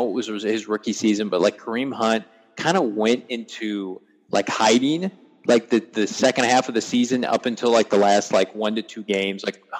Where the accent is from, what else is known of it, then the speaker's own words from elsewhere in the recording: Midwest, United States; I'm from the Midwest. It gets really cold and frigid in that part of the country. I'm probably 2.5-3 hours from Kansas City.